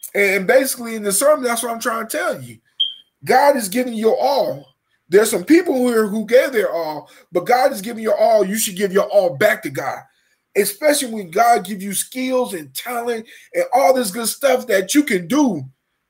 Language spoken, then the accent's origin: English; Dayton, Ohio, United States; I'm from Dayton, Ohio